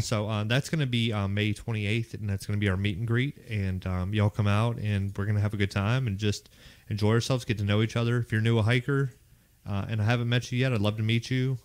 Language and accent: English; Pittsburgh, Pennsylvania, United States; accent: Pittsburgh; moved away as an adult; now in Raleigh, United States; I'm from Pittsburgh, Pennsylvania. That's where I came out of MEPS at. Uh, I graduated from high school in Pittsburgh, Pennsylvania